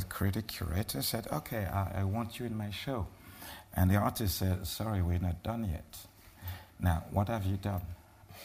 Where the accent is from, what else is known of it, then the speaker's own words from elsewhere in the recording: Cameroon; I'm a Bassa from Cameroon